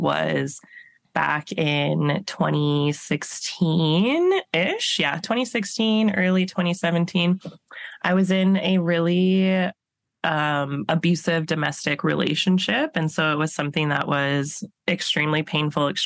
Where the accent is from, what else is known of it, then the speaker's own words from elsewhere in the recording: Alberta, Canada; moved away as an adult; now in British Columbia, Canada; I'm originally from Alberta, so I did my undergrad in Alberta